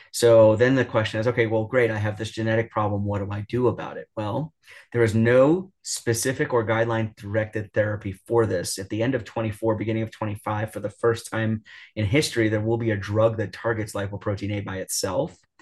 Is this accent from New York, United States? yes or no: yes; New York, United States; I'm from New York